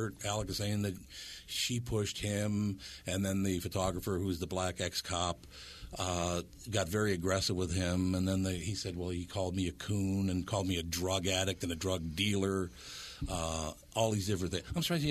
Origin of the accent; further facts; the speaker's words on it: Minneapolis, Minnesota, United States; because I grew up in North Minneapolis, around a bunch of different people, different cultures